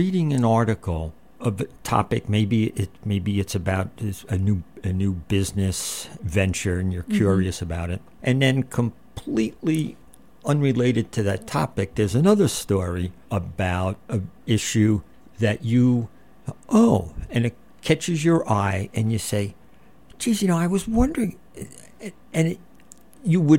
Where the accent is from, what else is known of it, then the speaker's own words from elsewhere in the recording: New Jersey, United States; moved away; I'm from New Jersey